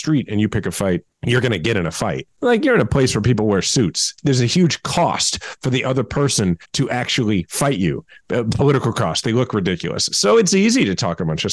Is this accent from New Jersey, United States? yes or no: no; Kansas City, Missouri, United States; moved away as an adult; also born or lived in Washington, D.C.; I'm from Kansas City